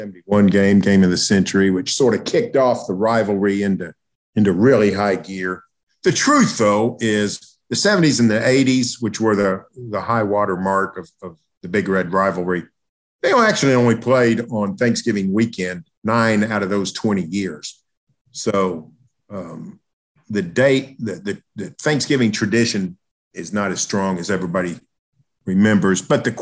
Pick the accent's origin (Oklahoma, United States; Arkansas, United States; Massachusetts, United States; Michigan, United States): Oklahoma, United States; I grew up in Oklahoma